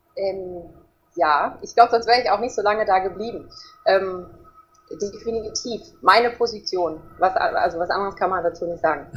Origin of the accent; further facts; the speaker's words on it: Herringen, North Rhine-Westphalia, Germany; bei uns in Herringen